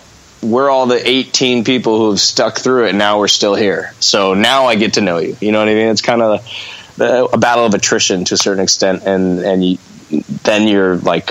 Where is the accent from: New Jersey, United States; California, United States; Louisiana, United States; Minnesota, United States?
California, United States; Redondo Beach; I know I'm from the South Bay, I'm from Redondo, Manhattan Beach, and like punk in on the West Coast started there to me